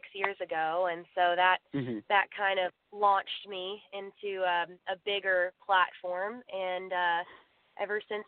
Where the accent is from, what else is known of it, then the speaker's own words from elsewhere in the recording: Waco, Texas, United States; I am from Waco, Texas